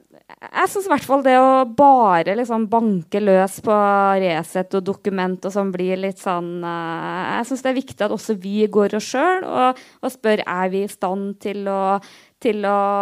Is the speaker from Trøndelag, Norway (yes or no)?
yes; Namdalen, Trøndelag, Norway; now in Oslo, Norway; hadde jeg vært hjemme eh, i Trøndelag i helga og kom liksom, eh, på jobb i Oslo